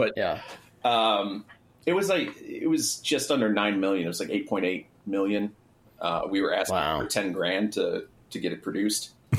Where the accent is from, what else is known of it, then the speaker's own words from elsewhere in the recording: Michigan, United States; Right here, Southeast Michigan.